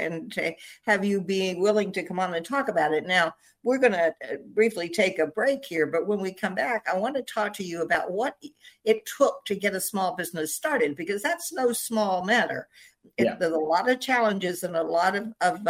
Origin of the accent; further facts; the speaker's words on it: Virginia, United States; I grew up in Virginia and we had big Sunday dinners at my grandparents' house